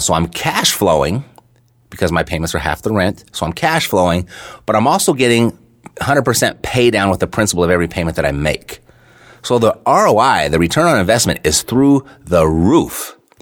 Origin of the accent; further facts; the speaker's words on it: Los Angeles, California, United States; moved away as an adult; now in Las Vegas, United States; Born and raised in Los Angeles my entire life